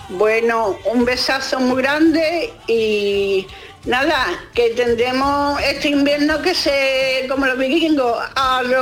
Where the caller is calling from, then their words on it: Seville, Andalusia, Spain; de Sevilla.